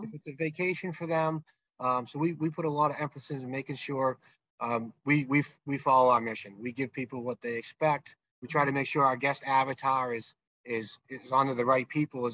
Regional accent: South Shore of Massachusetts, United States; moved away as an adult; now in New Hampshire, United States; I grew up in Massachusetts. I was in the South Shore of Massachusetts, and we moved to New Hampshire when we were very young, me and my wife

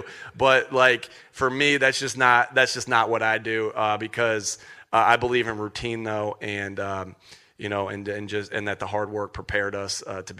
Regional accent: Jamestown, New York, United States; because it's the moment that I remember most as a kid growing up near Jamestown, York, near the Buffalo area.

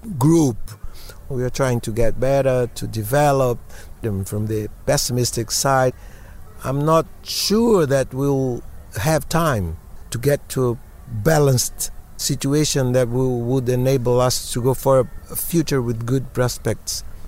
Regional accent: Bahia, Brazil; in Bahia also, in my hometown during Carnival

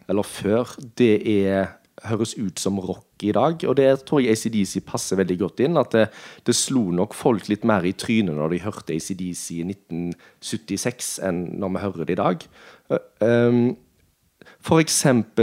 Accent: Norway; Vi kom jo fra, fra Nordheim

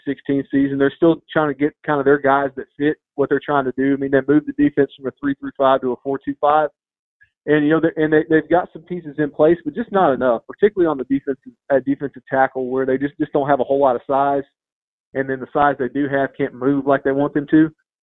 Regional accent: Tennessee, United States; now in Louisiana, United States; I'm from Tennessee

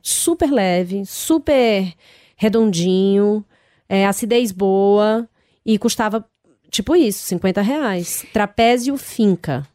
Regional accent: Ceará, Brazil; come-se muito baião de dois na minha terra

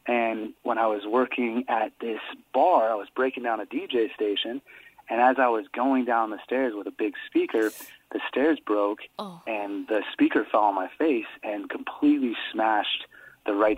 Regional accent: Downs, Illinois, United States; moved away; we're 15 minutes outside of Bloomington Normal in my hometown where I grew up and went from kindergarten to high school graduation

